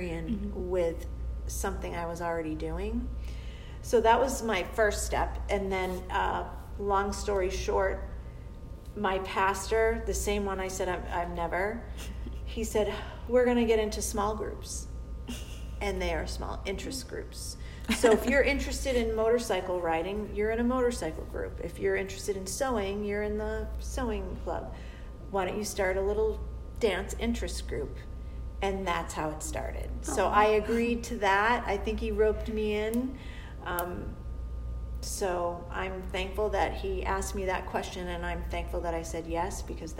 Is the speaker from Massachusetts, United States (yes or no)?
yes; Boston, Massachusetts, United States; also born or lived in southern New Hampshire; I'm a Bostonian. I'm from New England